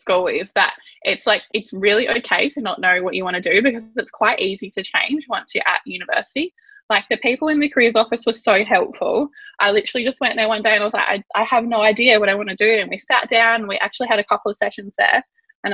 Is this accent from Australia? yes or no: yes; Yorke Peninsula, South Australia, Australia; I grew up on the York Peninsula in a little coastal town. It's a fishing town.